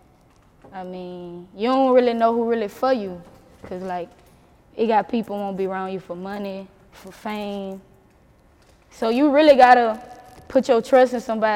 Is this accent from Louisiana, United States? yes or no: yes; Baton Rouge, Louisiana, United States; I'm from Baton Rouge